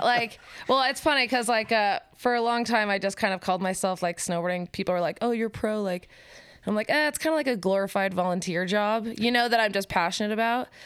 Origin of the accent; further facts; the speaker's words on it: Park City, Utah, United States; moved away as an adult; now in Salt Lake City, United States; I live in Salt Lake City, Utah, but I'm from Park City.